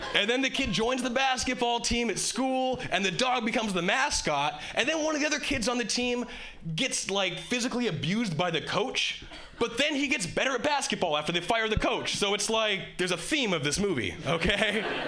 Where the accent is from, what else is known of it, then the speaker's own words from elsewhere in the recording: Hawaii, United States; moved away as an adult; now in Boston, United States; originally I was born and raised in Hawaii, and uh, three years ago, three years ago I moved to Boston.